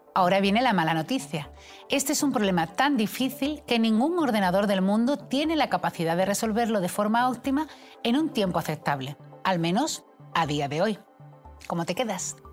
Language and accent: Spanish; Seville, Andalusia, Spain; yo soy matemática y sevillana